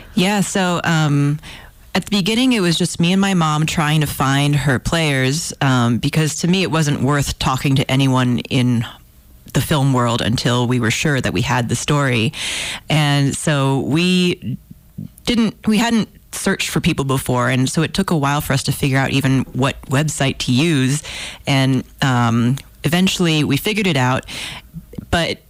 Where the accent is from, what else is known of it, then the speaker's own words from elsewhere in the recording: Houston, Texas, United States; I'm from Houston and I grew up there